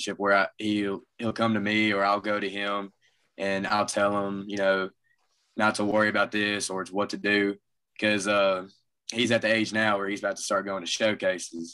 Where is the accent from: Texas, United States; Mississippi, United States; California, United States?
Mississippi, United States; Olive Branch; also born or lived in Southaven, Mississippi; I've grown up here in Olive Branch